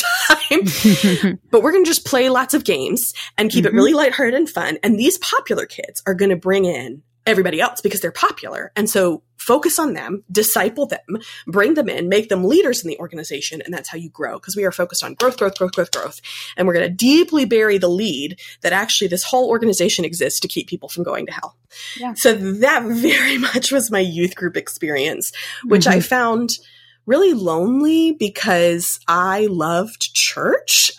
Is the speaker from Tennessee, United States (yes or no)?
no; Chapel Hill, North Carolina, United States; I grew up in Chapel Hill